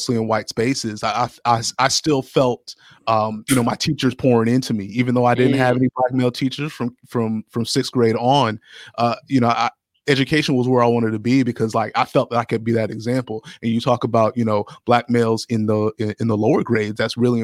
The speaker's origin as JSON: {"language": "English", "town": "Columbus", "region": "Ohio", "country": "United States", "tie": "born or raised there", "also_born_or_lived": "Findlay, Ohio", "said": "I grew up in Columbus"}